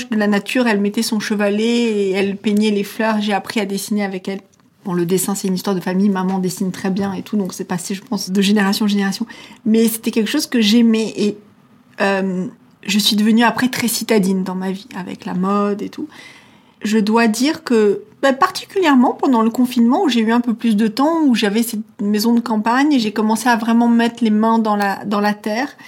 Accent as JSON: {"language": "French", "country": "Switzerland", "tie": "born or raised there", "said": "J'ai grandi en Suisse euh, avec mes grands-parents une partie de mon enfance et j'ai vraiment grandi là-dedans."}